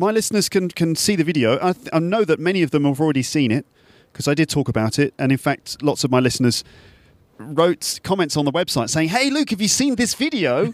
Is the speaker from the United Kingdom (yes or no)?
yes; England, United Kingdom; accent: English; now in Paris, France; we're from England, so we've got, you know, English accents.